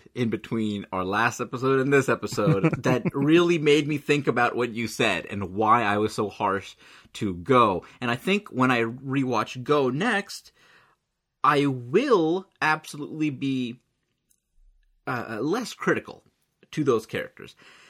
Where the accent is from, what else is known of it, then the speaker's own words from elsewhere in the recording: India; Could it be that I'm Indian